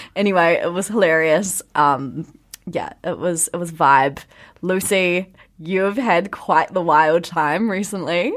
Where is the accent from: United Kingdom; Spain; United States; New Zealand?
New Zealand